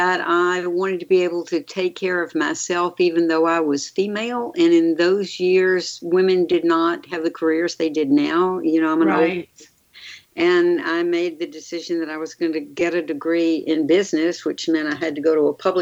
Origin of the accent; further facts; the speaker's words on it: Mobile, Alabama, United States; also born or lived in Atlanta, Georgia / New York / Tuscaloosa, Alabama; I was born in Mobile